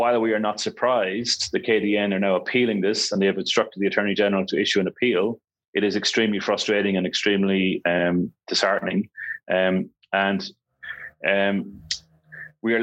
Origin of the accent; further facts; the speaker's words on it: Ireland; moved away as an adult; also born or lived in Hong Kong; now in Kuala Lumpur, Malaysia; I'm an Irish national. I was born and raised in Ireland. I've been living in Asia since 2000.